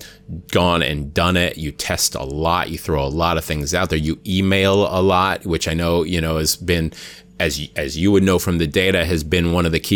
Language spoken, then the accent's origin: English; Hawaii, United States; I'm from Hawaii